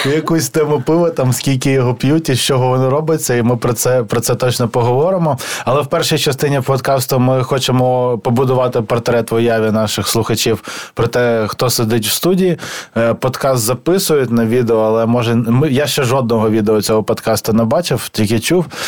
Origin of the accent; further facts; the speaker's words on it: Kyiv, Ukraine; я зростав в Києві